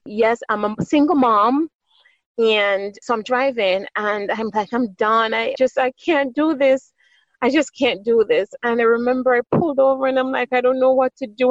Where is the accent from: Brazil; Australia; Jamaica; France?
Jamaica; moved away as an adult; also born or lived in New York City, United States / New Jersey, United States; now in California, United States; I was born on the beautiful island of Jamaica, the West Indies. And so, I definitely, you can hear my accent, I have been fortunate enough to be able to retain my beautiful accent